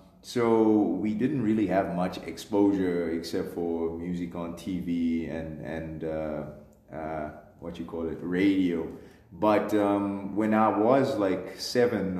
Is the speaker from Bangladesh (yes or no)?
no; Pretoria, Gauteng, South Africa; also born or lived in unnamed small hometown, South Africa; when I moved to Pretoria at 10, I kind of got exposed to DSTV, suburban life. In my hometown, we had Mnet, but we didn't have DSTV